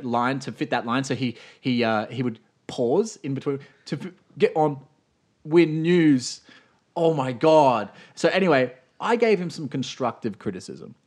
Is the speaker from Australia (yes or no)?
yes; Australia; I'm Australian.